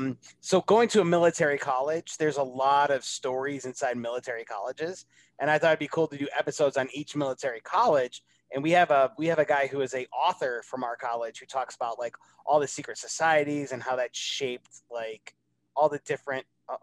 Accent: Northeast, United States; I'm a huge Revolutionary War buff because growing up in the Northeast and then going to a military college.

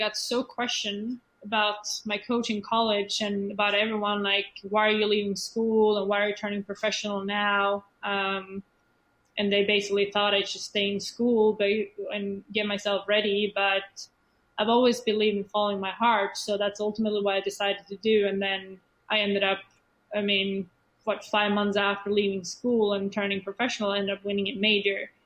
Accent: Sweden; English is a second language; moved away as an adult; Swedish people in general, we don't like to be different

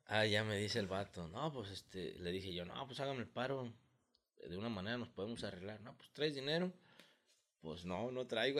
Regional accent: El Arenal, Jalisco, Mexico; somos de aquí de Arenal

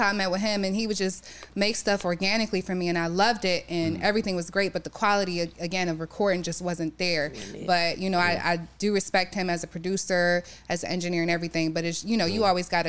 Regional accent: Youngstown, Ohio, United States; now in Cleveland, United States; I'm originally from Youngstown, Ohio.

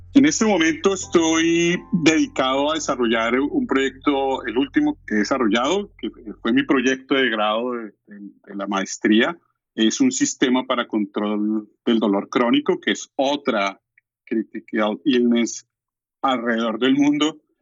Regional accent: Colombia; moved away as an adult; now in Mississauga, Canada; soy diseñador industrial de Colombia, de la Universidad Nacional de Colombia. He trabajado durante 30 años en diseño y desarrollo de producto, fui profesor en Colombia durante 20 años

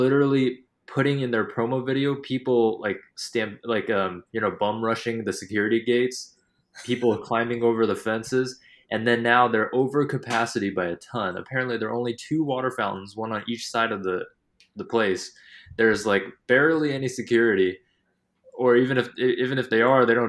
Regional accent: Dallas, Texas, United States; I'm from Dallas

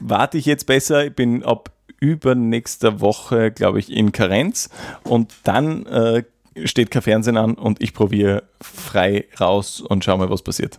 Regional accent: Graz, Styria, Austria; als Grazer

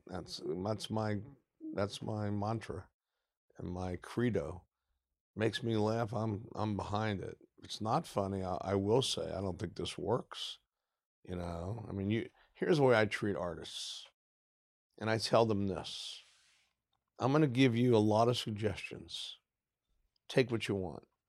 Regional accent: Midwest, United States; I grew up in the Midwest, so I have Midwestern tastes

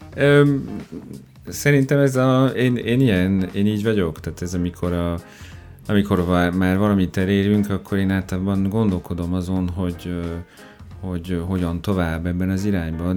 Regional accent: Orléans, Centre-Val de Loire, France; Hungarian is a second language; moved away as an adult; also born or lived in Perpignan; now in Hungary; Orleanba születtem. Orleanba. Igen, de katalán származású vagyok.

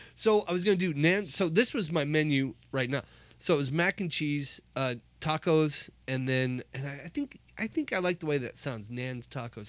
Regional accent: Omaha, Nebraska, United States; Growing up in Nebraska. I grew up in Omaha

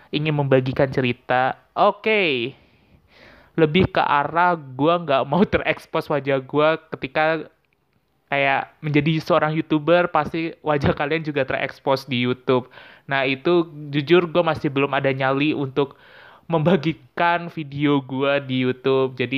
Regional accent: Tangerang, Banten, Indonesia; asal gue sebenarnya dari Tangerang, yang gue kuliah di Semarang

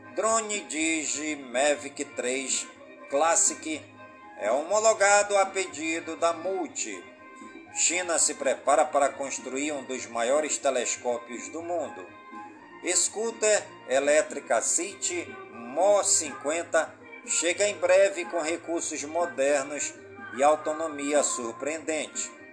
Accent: Careiro da Várzea, Amazonas, Brazil; todas as comunidades do Careiro da Várzea, minha cidade natal

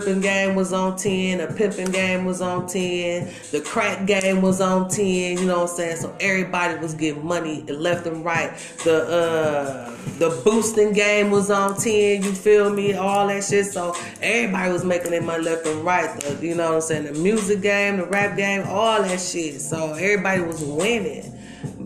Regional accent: Milwaukee, Wisconsin, United States; I'm born and raised here in Milwaukee, Wisconsin, baby. Yeah, Milltown.

